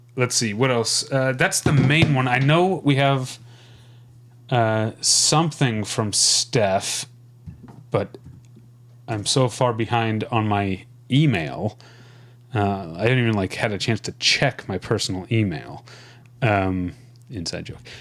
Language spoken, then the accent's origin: English; United States; I'm gonna be an American